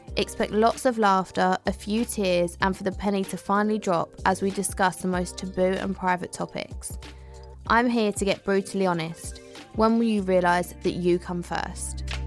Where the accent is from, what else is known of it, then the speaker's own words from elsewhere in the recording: Southend-on-Sea, East of England, United Kingdom; I'm from South End